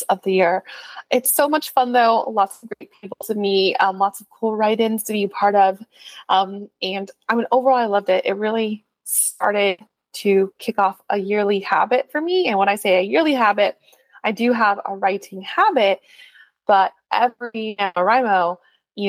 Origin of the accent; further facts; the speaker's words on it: California, United States; accent: California; as a Californian